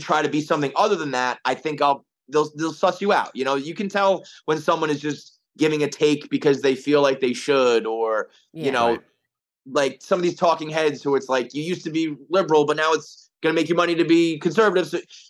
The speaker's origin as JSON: {"language": "English", "town": "Bronx", "region": "New York", "country": "United States", "tie": "born there", "said": "My grandfather, we're a Bronx family."}